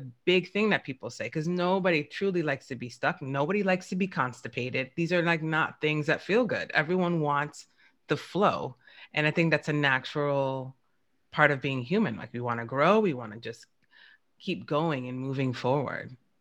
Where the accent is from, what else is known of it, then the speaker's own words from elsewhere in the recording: New York, United States; I'm from New York, and New Yorkers we just curse